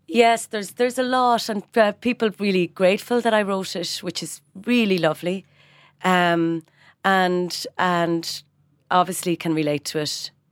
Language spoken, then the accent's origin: English; Ireland; moved away as an adult; also born or lived in London / Washington; now in Dublin, Ireland; it is a blessing to be Irish. We are welcomed because we're Irish